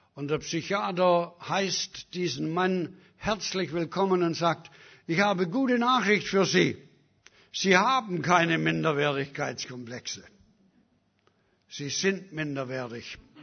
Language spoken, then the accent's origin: German; Germany; moved away; also born or lived in Africa; Ich bin Deutscher.